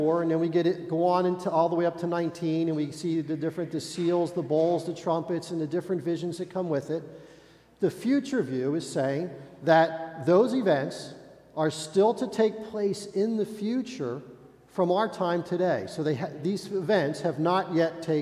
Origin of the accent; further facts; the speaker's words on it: United States; as American believers